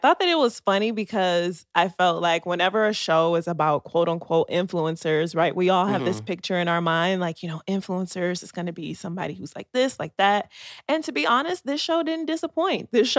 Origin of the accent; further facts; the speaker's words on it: United States; I'm American